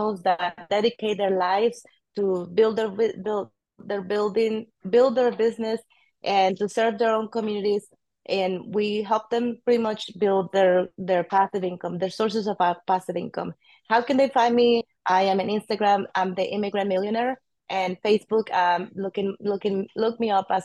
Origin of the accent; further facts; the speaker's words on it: Mexico; English is a second language; moved away as an adult; now in Austin, United States; I am an immigrant from Mexico. Came at the age of 23 to Austin, Texas.